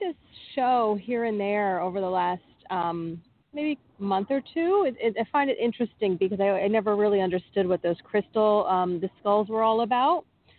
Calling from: New Jersey, United States; from New Jersey.

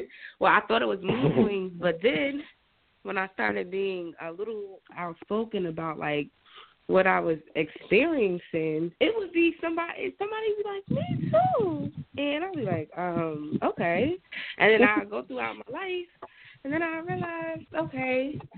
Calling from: New Jersey, United States; I'm going from Jersey.

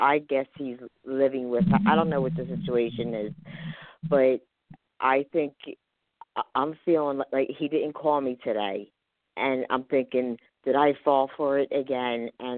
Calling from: Philadelphia, Pennsylvania, United States; I'm calling from Philadelphia, Pennsylvania.

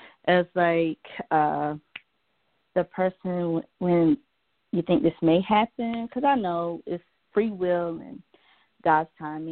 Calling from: Georgia, United States; from Georgia.

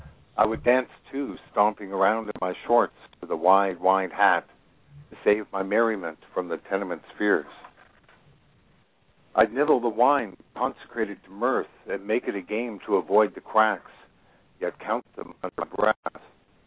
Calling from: Nova Scotia, Canada; I'm calling from Nova Scotia, which is probably almost as far away as I can get from you and be on the same continent.

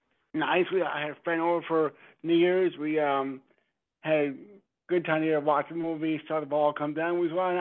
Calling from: Stamford, Connecticut, United States; …, Stamford, Connecticut.

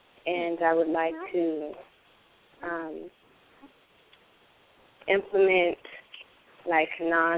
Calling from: Oakland, California, United States; I'm calling from Oakland, California.

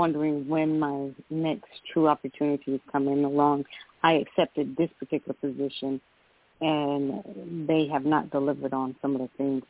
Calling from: Georgia, United States; I'm calling from Georgia.

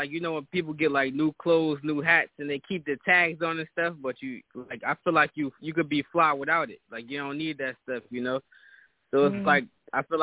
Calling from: Newark, New Jersey, United States; I'm calling from North Brick City, Jersey.

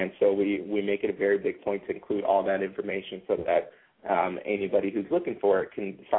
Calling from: Southern California, United States; I'm actually calling from Southern California.

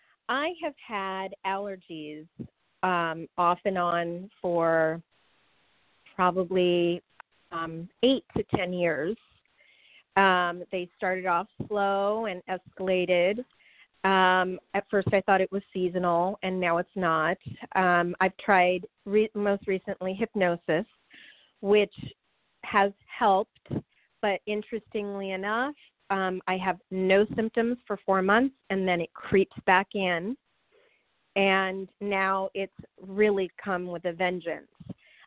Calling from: Los Angeles, California, United States; from Los Angeles.

